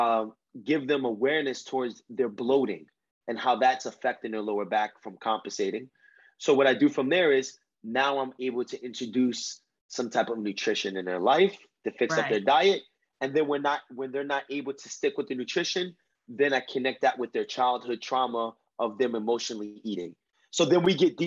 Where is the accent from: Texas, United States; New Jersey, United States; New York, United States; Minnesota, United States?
New York, United States; New York area, United States; accent: Spanish from the Bronx; I'm from the New York area